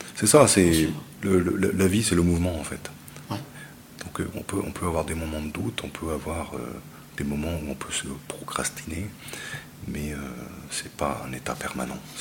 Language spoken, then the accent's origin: French; Grasse, Provence-Alpes-Côte d'Azur, France; moved away; also born or lived in Tahiti; Je suis né à Grasse sur la côte d'Azur